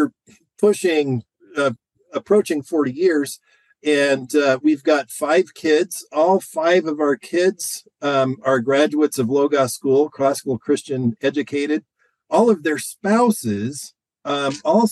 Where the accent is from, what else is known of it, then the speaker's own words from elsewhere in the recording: Pacific Northwest, United States; now in Moscow, Idaho, United States; I grew up in the Pacific Northwest most of my growing up